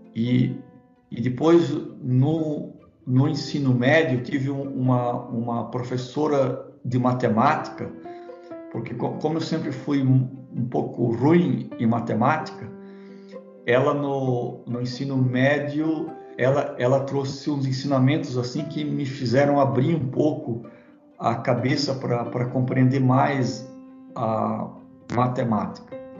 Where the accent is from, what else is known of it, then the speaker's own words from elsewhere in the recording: Blumenau, Santa Catarina, Brazil; Eu nasci na, na cidade de Blumenau, Santa Catarina